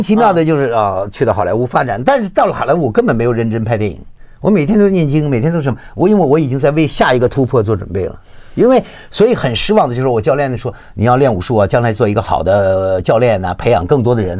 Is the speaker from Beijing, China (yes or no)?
yes; Beijing, China; moved away; 吃的东西跟我小时候在北京吃的就很多相似的东西